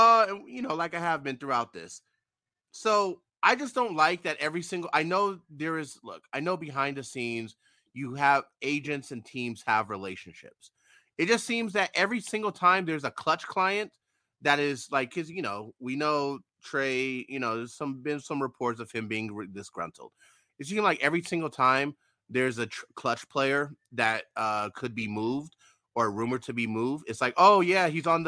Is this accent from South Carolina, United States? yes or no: no; New York City, New York, United States; my hometown team. I was born in the Bronx